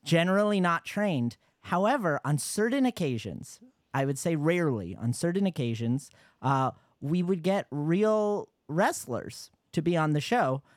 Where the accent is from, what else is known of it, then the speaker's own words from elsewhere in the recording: Yonkers, New York, United States; I'm from Yonkers